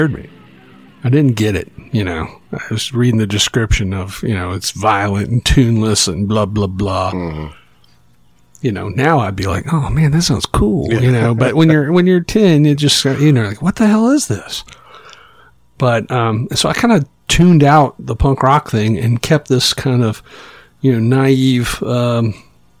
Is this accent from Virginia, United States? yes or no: yes; Roanoke and Chesapeake, Virginia, United States; my mom remarried and we moved away from Roanoke to Chesapeake, Virginia, which is just outside of Norfolk